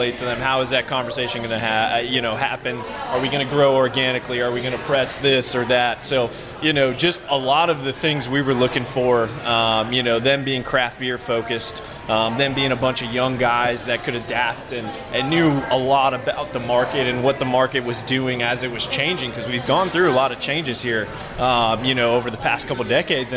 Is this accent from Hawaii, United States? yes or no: no; Florida, United States; now in Georgia, United States; I'm originally from Florida